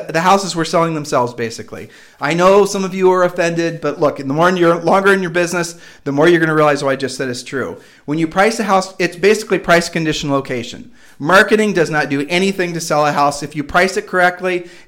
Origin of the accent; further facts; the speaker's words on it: Midwest, United States; moved away as an adult; now in Puerto Rico; we're from the Midwest